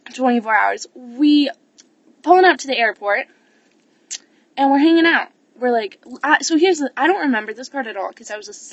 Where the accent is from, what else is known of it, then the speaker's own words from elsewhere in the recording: United States; as an American